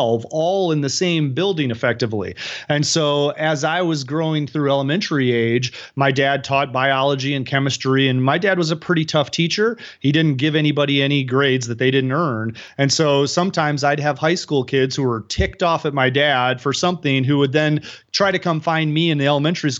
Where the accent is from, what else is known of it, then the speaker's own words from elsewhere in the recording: outside Chicago, Illinois, United States; moved away; I grew up outside Chicago, pretty rural